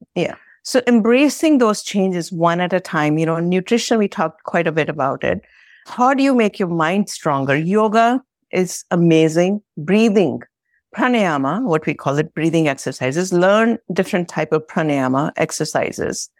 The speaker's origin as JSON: {"language": "English", "country": "India", "moved": "yes", "said": "I come originally from India"}